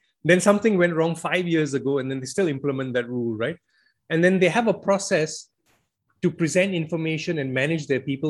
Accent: Malaysia; now in United Kingdom; I came from Malaysia where if you don't work, you don't earn, the state doesn't support you.

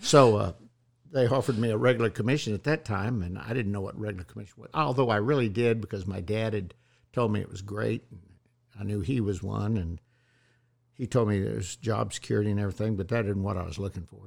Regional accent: Bellevue, Nebraska, United States; Bellevue, Nebraska, which was right there at uh, Omaha. Or it's a little town outside of Omaha where all the SAC kids went.

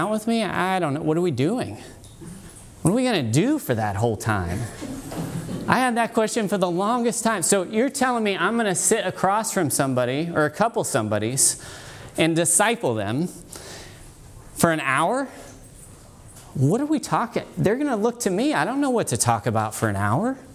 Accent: Dayton, Ohio, United States; I come from Dayton, Ohio

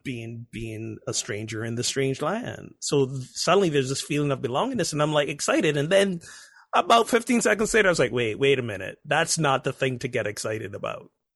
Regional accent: Barbados; moved away as an adult; was born and grew up in Barbados, a tiny Caribbean island, for nineteen, twenty years

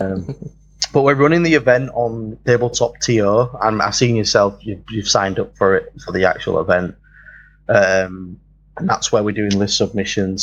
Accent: London, United Kingdom; now in Leeds, United Kingdom; I'm actually from London. I live at the other end of um, Britain, uh, over uh, of England. I live right up north in Leeds

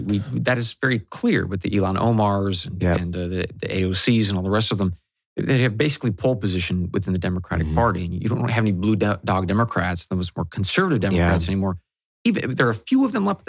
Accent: Pacific Northwest, United States; growing up in the Pacific Northwest in the 80s and the 90s

